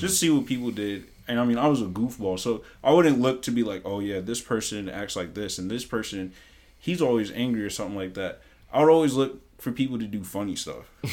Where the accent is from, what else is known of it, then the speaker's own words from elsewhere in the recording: Mount Vernon, New York, United States; moved away; growing up in New York